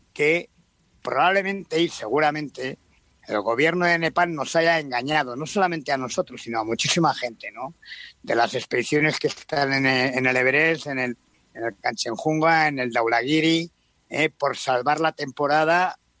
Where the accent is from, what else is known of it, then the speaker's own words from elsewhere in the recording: Spain; como ciudadanos españoles